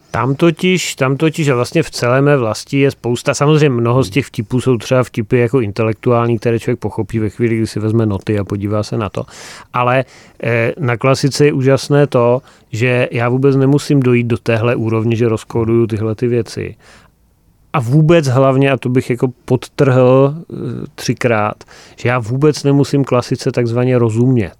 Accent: Frýdek-Místek, Moravian-Silesian Region, Czechia; Frýdkem Místkem, mým, mým rodištěm

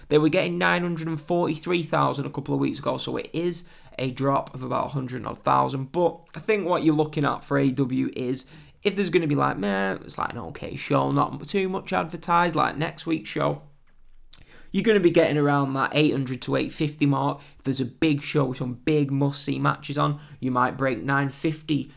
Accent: England, United Kingdom; I'm, I'm British, English

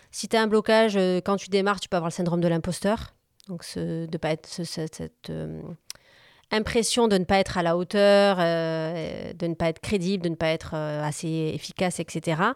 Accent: Corsica, France; j'ai un appartement aussi en Corse, je suis originaire de Corse.

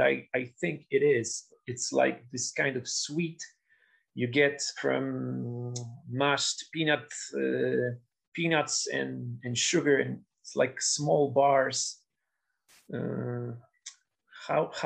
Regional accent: Poland; also born or lived in Lublin; now in Warsaw, Poland; we are crazy about the football in Poland, but we have absolutely no success in sport

